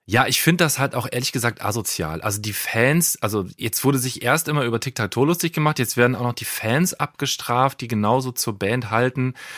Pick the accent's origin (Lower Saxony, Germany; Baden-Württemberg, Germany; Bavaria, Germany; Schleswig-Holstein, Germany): Lower Saxony, Germany; near Nordhorn; Also ich komme übrigens aus der Nähe von, äh, von Nordhorn